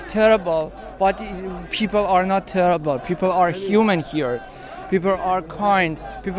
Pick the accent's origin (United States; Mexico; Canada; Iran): Iran; moved away as an adult; We are Iranian